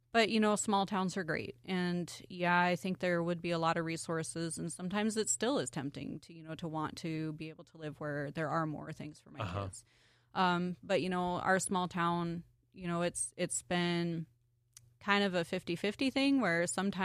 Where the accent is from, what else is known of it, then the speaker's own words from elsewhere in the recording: Glendale, Wyoming, United States; also born or lived in Montana; I was born in Montana. I went most of my school years in Wyoming, various places in Wyoming, but a majority of, like, high school was in Glendale, which is a tiny little town, about 200 people now.